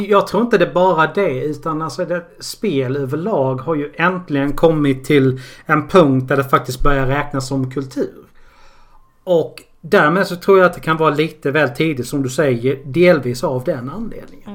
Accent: Karlshamn, Blekinge, Sweden; jag kommer från Karlshamn

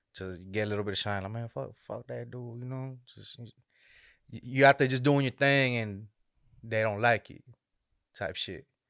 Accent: Dallas, Texas, United States; raised in Dallas, Texas

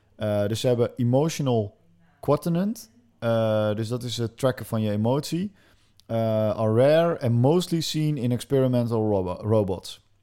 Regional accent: Netherlands; wij als Nederlanders

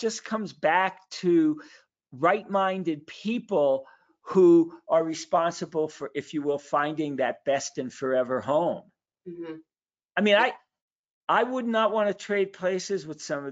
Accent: New York City, New York, United States; I was born in Brooklyn, New York

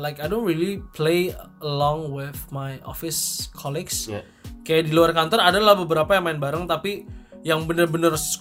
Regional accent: Tangerang, Banten, Indonesia; also born or lived in Singapore; now in Jakarta, Indonesia; gue besar di Tangerang, jadi mostly teman gue semua di Tangerang

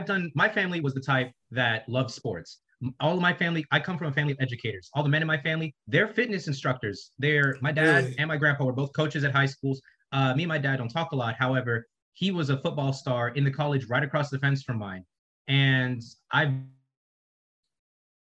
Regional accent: rural South Carolina, United States; coming from rural South Carolina

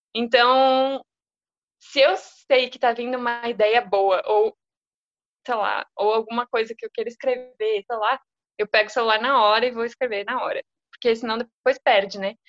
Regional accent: Rio Grande do Sul, Brazil; moved away as an adult; now in São Paulo, Brazil; sou gaúcha

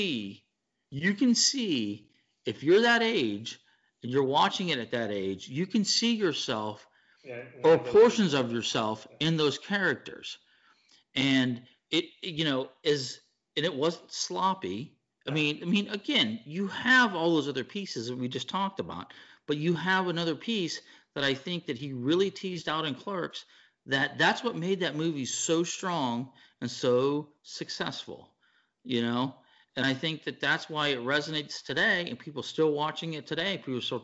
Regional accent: Pittsburgh, Pennsylvania, United States; I'm from Pittsburgh

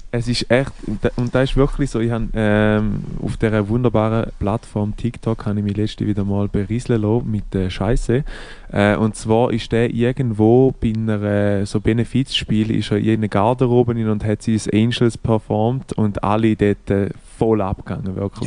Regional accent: Switzerland; bei uns in der Schweiz

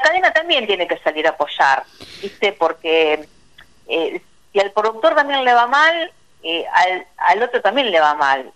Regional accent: Argentina; yo que nací en Vigán eh, crecí ahí

